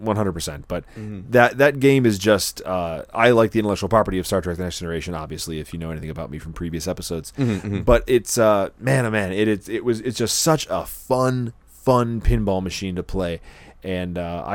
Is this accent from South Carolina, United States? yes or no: no; West Seneca, New York, United States; When I was a kid growing up in West Seneca, New York